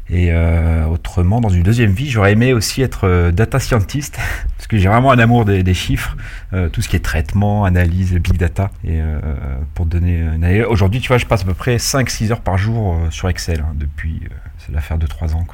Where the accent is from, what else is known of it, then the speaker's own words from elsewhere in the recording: Paris, Île-de-France, France; also born or lived in Orléans / Lyon; now in Issy-les-Moulineaux, France; je suis originaire de Paris.